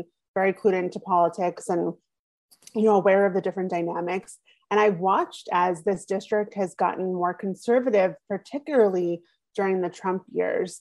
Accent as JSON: {"language": "English", "region": "New York's 3rd congressional district", "country": "United States", "tie": "born or raised there", "said": "I grew up there. I moved there when I was 2 years old. I was born in New York City, and then we moved out there"}